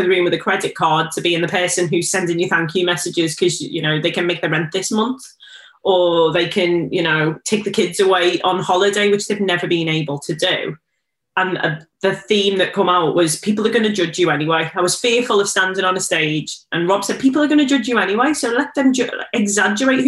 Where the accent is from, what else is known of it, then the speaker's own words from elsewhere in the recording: Liverpool, North West England, United Kingdom; I am from Liverpool. I do have an accent. It's quite thick